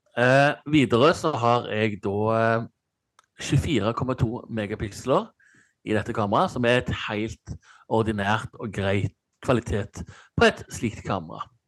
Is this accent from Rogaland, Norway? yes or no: yes; Stavanger, Rogaland, Norway; moved away; når jeg bodde hjemme i Stavanger